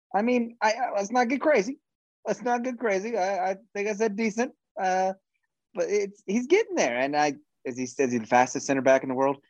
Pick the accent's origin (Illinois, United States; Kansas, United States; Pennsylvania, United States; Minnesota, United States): Kansas, United States; we're from Kansas and we're too nice.